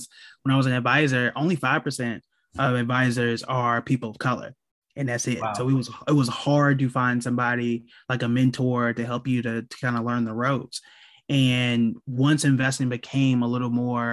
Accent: Oklahoma, United States; I'm from Oklahoma

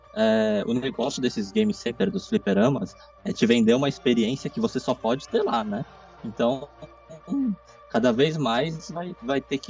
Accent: Brazil; moved away as an adult; now in Japan; quando eu saí do Brasil e vim pro Japão a primeira vez, eu tava com 18 anos

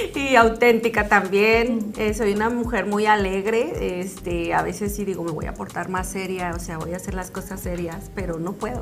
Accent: Zacatecas, Mexico; Yo soy de Zacatecas, orgullosamente, mi tierra hermosa, Zacatecana

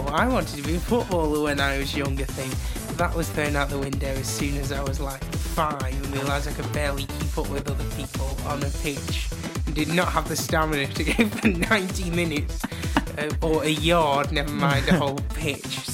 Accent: Leek, West Midlands, United Kingdom; I am from Leek, / Stoke

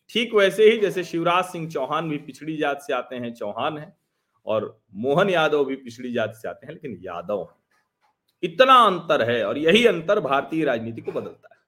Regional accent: Pratapgarh, Uttar Pradesh, India; हमारा भी मूल जिला प्रतापगढ़ ही है

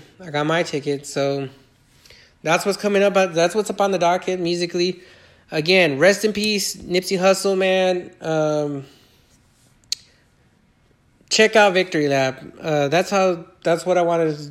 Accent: Inland Empire, California, United States; also born or lived in Iowa; here where I'm located at my hometown in California, in the Inland Empire

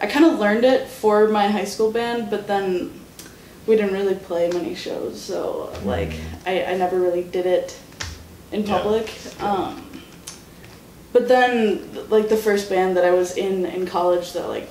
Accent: Racine, Wisconsin, United States; also born or lived in Muskego, Wisconsin / Whitewater, Wisconsin; I grew up in Racine, and then I went to high school in Muskego

